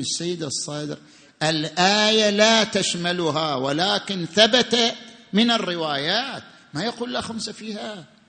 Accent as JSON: {"language": "Arabic", "country": "Saudi Arabia", "said": "احنا في السعوديه عندنا بدلات وعلاوات"}